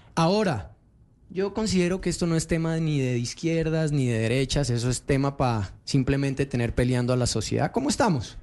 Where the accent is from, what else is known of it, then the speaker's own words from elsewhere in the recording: Colombia; los que perdemos somos los colombianos